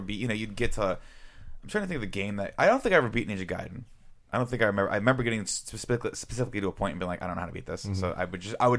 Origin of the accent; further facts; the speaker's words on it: Riverside, California, United States; moved away; I grew up in Riverside